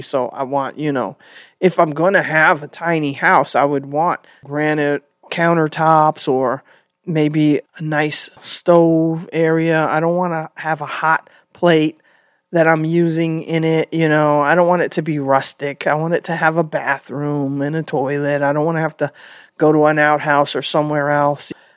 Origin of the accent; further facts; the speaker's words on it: New York City, New York, United States; I grew up in New York, And we didn't live in a tiny apartment. We were in the Bronx